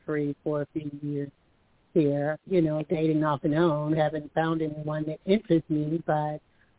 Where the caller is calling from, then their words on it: Alabama, United States; calling from Alabama.